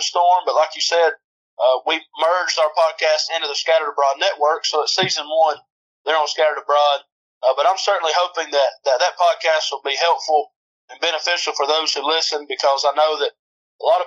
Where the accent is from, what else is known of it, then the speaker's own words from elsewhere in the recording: Adairsville, Georgia, United States; moved away as an adult; also born or lived in Henderson, Tennessee / Memphis, Tennessee; I'm originally from Adairsville, Georgia, which is northwest Georgia